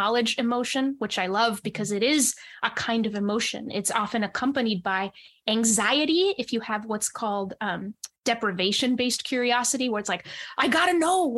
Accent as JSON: {"language": "English", "region": "New Hampshire", "country": "United States", "tie": "born or raised there", "also_born_or_lived": "Monterrey, Mexico", "said": "I grew up mostly in New Hampshire"}